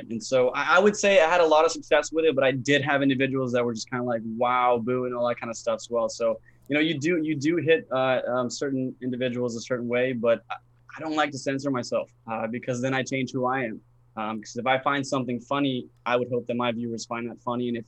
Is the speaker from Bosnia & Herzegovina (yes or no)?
yes; Bosnia & Herzegovina; now in United States; I'm originally from a, a country called Bosnia, if you're familiar with it. Uh, so we kind of moved. We moved from Bosnia into uh, Florida